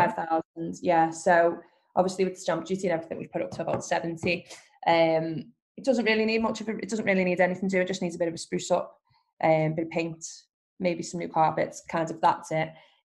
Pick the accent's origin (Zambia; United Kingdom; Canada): United Kingdom; Skelmersdale, North West England; But Skelmersdale is my hometown, where I've lived forever. And I know every street, every road.